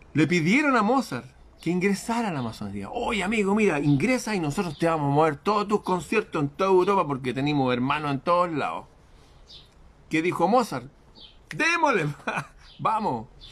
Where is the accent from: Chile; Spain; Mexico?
Chile; en mi país